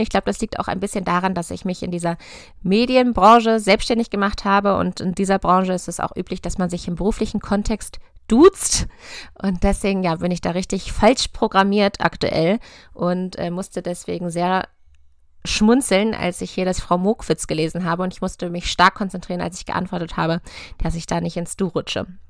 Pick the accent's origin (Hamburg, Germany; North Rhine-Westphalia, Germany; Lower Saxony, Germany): Lower Saxony, Germany; near Hannover; also born or lived in Göttingen; Ich komme aus der Nähe von Hannover, von einem konventionellen Ackerbaubetrieb